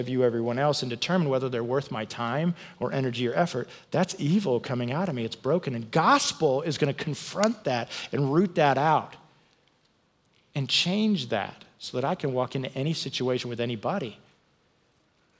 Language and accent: English; United States; I'm an American